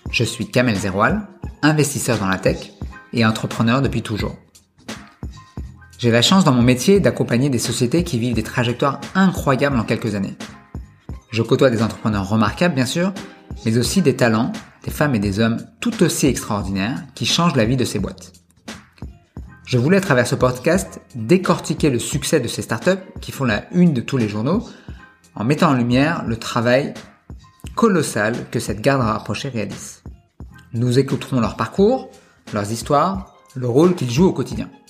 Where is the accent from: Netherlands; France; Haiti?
France; Paris, Île-de-France; also born or lived in Montpellier / Scotland / Toulouse; j'ai grandi à Paris